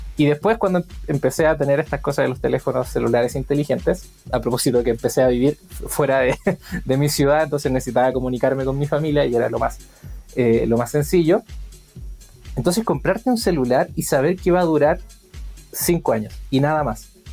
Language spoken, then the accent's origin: Spanish; Chile; yo soy chileno